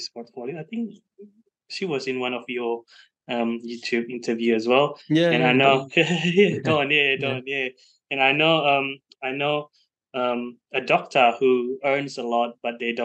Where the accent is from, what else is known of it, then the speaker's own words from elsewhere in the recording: Indonesia; now in Sydney, Australia; I'm from Indonesia originally